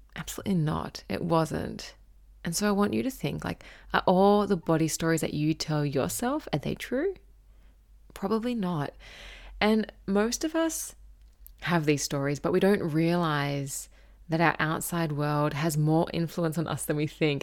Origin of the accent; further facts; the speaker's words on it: Gold Coast, Queensland, Australia; I grew up on the Gold Coast in Surfers Paradise